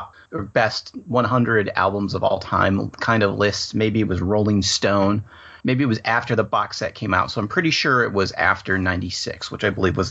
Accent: Ann Arbor, Michigan, United States; Where I live here in Ann Arbor

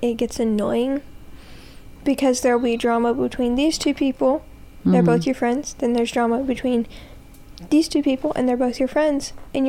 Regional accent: Georgia, United States; born or raised there

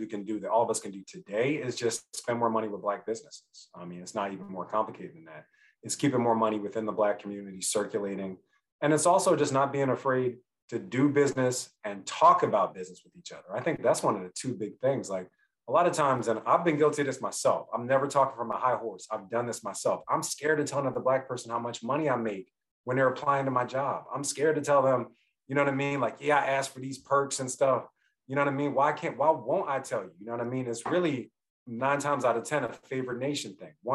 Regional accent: Philadelphia, Pennsylvania, United States; I'm from Philly

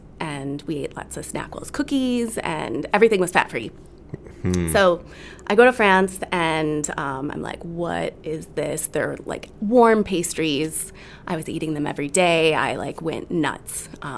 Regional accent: Rockford, Illinois, United States; growing up in Rockford

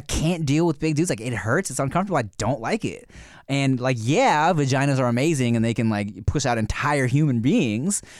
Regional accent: United States; accent: American; I have an American accent when I speak Thai.

